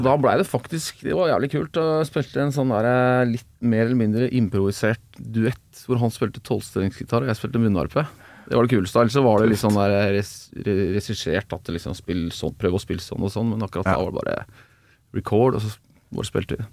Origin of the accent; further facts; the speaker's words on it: Oslo, Norway; moved away as an adult; also born or lived in Bø i Telemark; now in Bø, Norway; jeg, kommer jo fra Oslo